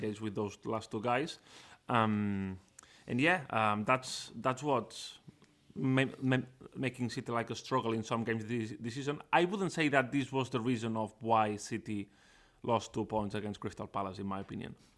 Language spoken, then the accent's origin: English; Barcelona, Catalonia, Spain; also born or lived in Manchester; I am from Barcelona, I'm Catalan